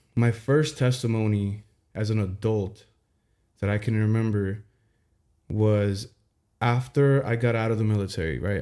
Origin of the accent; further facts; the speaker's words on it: Santa Ana, California, United States; also born or lived in Tustin; growing up in Santa Ana